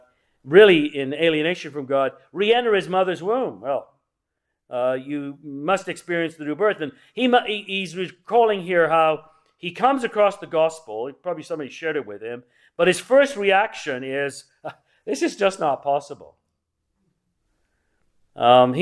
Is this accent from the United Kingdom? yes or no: yes; England, United Kingdom; I was raised in England